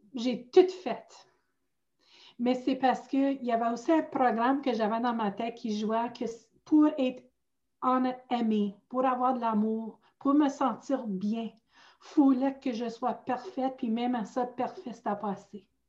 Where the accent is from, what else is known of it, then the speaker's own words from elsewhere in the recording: outside Sudbury, northern Ontario, Canada; accent: Franco-Ontarian; moved away as an adult; now in Ottawa, Canada; je viens originalement du nord de l'Ontario. Je viens de hors de Sudbury